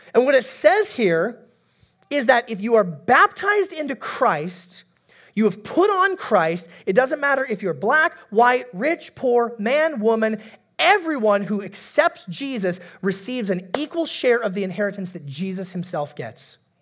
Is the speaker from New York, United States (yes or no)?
no; Alaska, United States; moved away; I'm from Alaska originally.